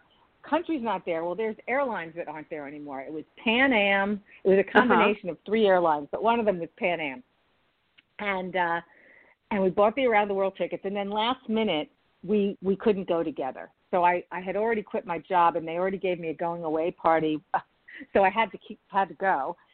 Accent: United States; as an American

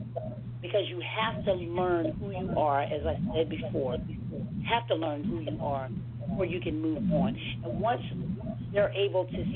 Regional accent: Hampton Roads, Virginia, United States; now in Northern Virginia, United States; I am from the Hampton Roads area

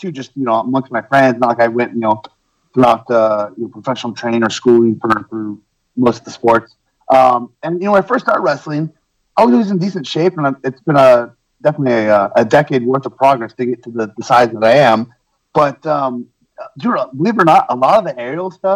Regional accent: Chico, California, United States; I actually ran my own promotion in Chico, California for a little bit, and I got him to come out there. I got to work one of my idols and favorites in wrestling in my hometown

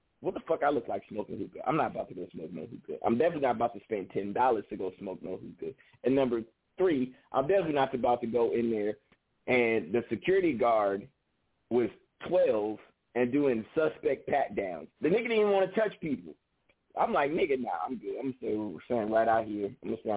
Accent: the Bay Area, California, United States; I'm from the Bay

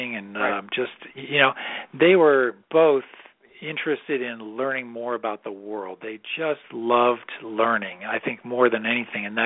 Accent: Massachusetts, United States; moved away as an adult; also born or lived in Illinois; now in Colorado, United States; I was raised in Massachusetts

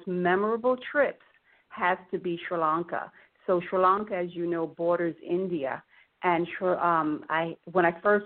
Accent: Jamaica; now in Florida, United States; originally, I'm from Jamaica, West Indies, and I grew up drinking tea

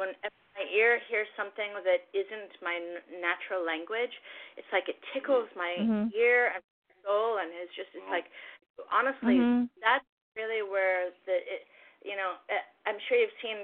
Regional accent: Los Angeles, California, United States; also born or lived in Toronto, Canada; I'm originally from Toronto, but I grew grew up in Los Angeles

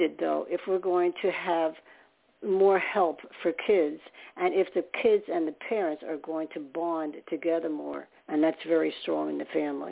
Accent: upstate New York, United States; also born or lived in Staten Island, New York; I was born there, and for one thing, not in the city, but upstate, and then lived in Staten Island. So I'm a New Yorker by at heart.

